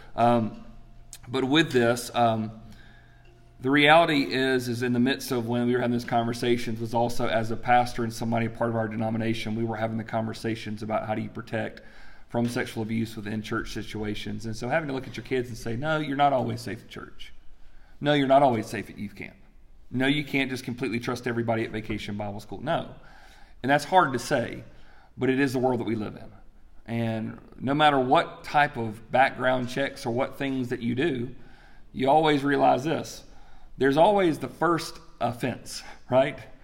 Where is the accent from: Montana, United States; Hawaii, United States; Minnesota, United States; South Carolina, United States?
South Carolina, United States; Greenwood; my hometown of Greenwood, South Carolina